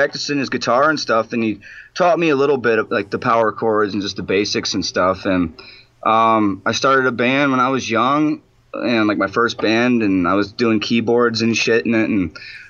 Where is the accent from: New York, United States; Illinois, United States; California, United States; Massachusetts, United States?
Illinois, United States; Rockford; we're from Rockford, Illinois, and it's a sleazy fucking hole in the ground.